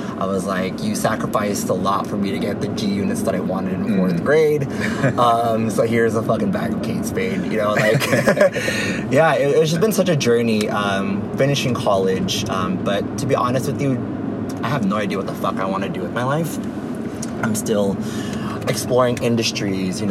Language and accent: English; Hayward, California, United States; also born or lived in Philippines; I came here at the age of 5 to Hayward, where I grew up pretty much my whole entire life.